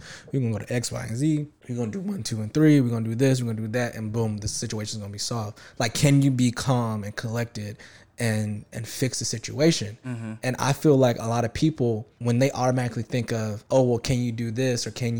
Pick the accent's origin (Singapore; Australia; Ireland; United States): United States; the South; I was raised in the South, you know, with a pretty hood dad, and you know, my mom is from the country.